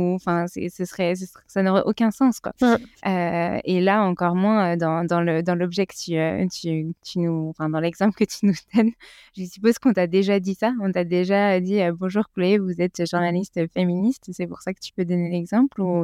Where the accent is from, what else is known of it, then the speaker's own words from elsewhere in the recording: France; en tant que Français